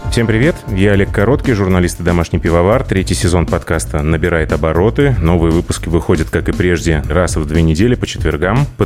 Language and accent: Russian; Saint Petersburg, Russia; Ну, я, например, я родился в Ленинграде.